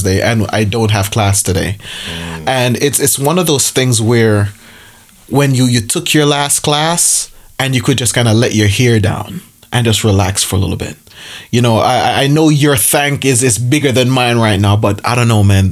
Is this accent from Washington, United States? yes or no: no; New York City, New York, United States; moved away as an adult; also born or lived in Jamaica; now in Berrien Springs, United States; I am also from Brooklyn, born in Jamaica as well